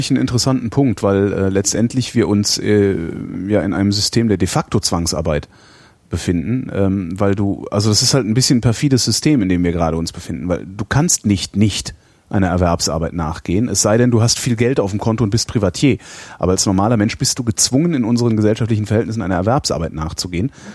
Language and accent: German; West Germany, Germany; ich komme nicht aus der DDR, sondern aus der Bundesrepublik, aus der alten